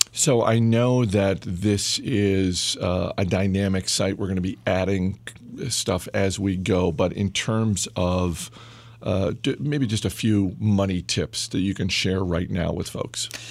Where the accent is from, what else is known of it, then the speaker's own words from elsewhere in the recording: Maine, United States; someone who grew up in Maine